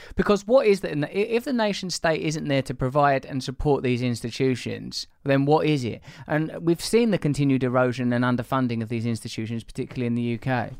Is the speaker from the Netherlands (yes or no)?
no; England, United Kingdom; I'm English, we're all from comparable blue collar or working class backgrounds